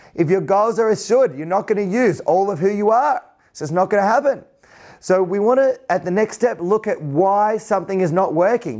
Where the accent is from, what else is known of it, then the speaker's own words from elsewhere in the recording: Central Coast, north of Sydney, New South Wales, Australia; I grew up on the Central Coast, about two hours north of Sydney